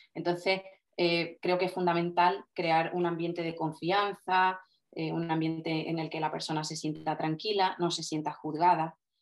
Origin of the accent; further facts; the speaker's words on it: Cádiz, Andalusia, Spain; yo soy una fisio de Cádiz